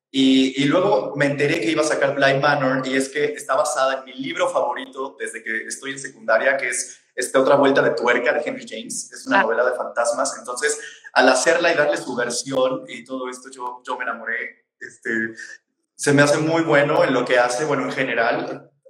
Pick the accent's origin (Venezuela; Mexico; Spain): Mexico; Puebla; soy de Puebla